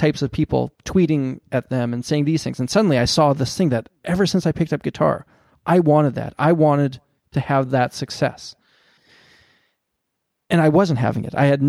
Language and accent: English; Canada; I'm a Canadian